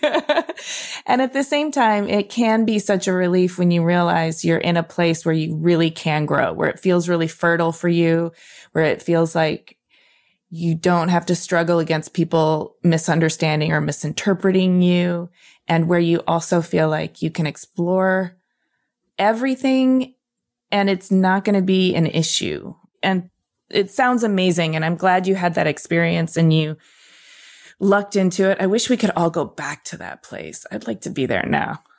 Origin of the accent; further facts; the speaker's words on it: Michigan, United States; moved away as an adult; also born or lived in New York City; I came from Michigan